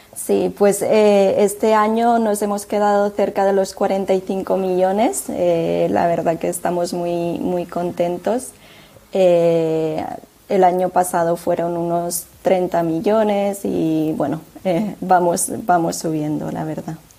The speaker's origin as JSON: {"language": "Spanish", "town": "Tarragona", "region": "Catalonia", "country": "Spain", "said": "es una empresa que está también basada en Tarragona, cosa que, es de donde soy"}